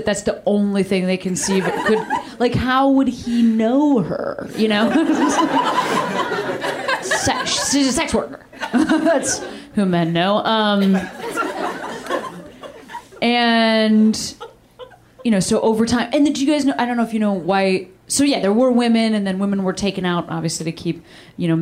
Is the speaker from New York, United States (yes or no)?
no; Chicago, Illinois, United States; I'm from Chicago